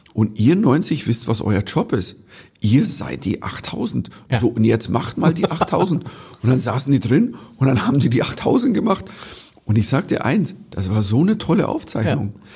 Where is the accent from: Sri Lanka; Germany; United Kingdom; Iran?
Germany; Bavaria; als Bayer